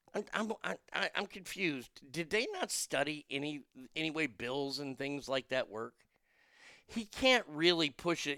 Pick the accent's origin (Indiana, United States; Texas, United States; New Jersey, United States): Texas, United States; As a Texan